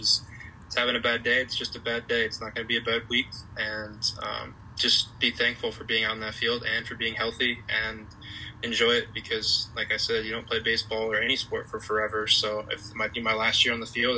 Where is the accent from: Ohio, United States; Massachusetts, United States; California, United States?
Massachusetts, United States; I'm from Massachusetts